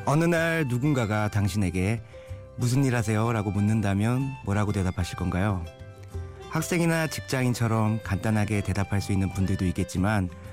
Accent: Suwon, Gyeonggi Province, South Korea; 어린 시절 태어나고 자란 곳이 바로 경기도 수원이란 곳이에요

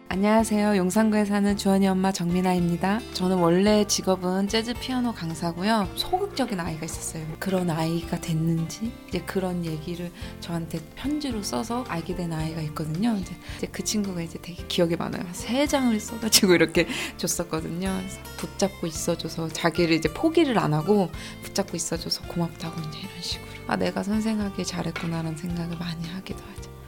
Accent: South Korea; 학교 다닐 때는 나는 이방인인 거예요 변방 사람이고 대한민국에서 태어났는데

